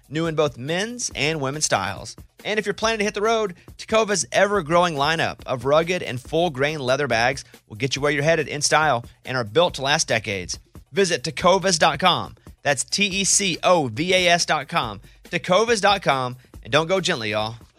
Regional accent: Arkansas, United States; moved away as an adult; I'm a dude from Arkansas

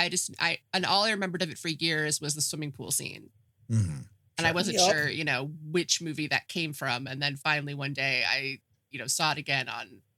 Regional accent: Florida, United States; moved away; I am actually from Florida

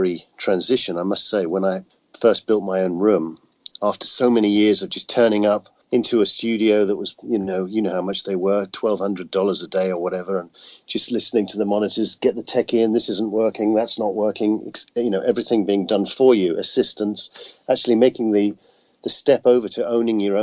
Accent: United Kingdom; now in Austin, United States; I'm definitely the Brit in Austin

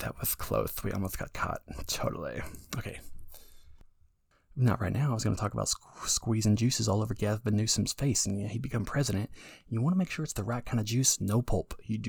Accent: California, United States; I just moved to the area. I come from California, a little bit more liberal out there.

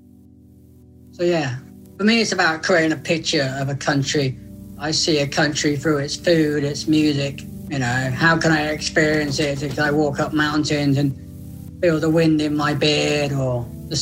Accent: South West England, United Kingdom; I'm from Southwest England

